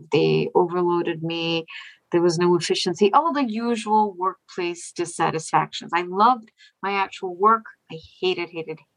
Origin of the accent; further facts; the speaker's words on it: India; now in Boston, United States; I'm from India. I live in I live near Boston in Massachusetts.